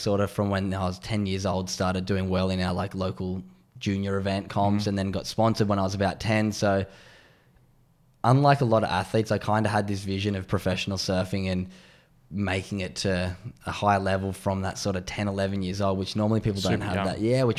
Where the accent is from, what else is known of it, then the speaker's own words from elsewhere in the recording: Sydney, New South Wales, Australia; I grew up in North Narrabeen on the Sydney's Northern Beaches. Had a great upbringing and was very lucky.